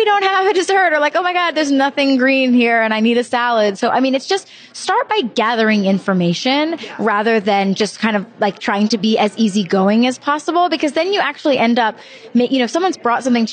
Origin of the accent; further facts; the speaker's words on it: Charleston, South Carolina, United States; moved away as an adult; now in New York City, United States; I am from Charleston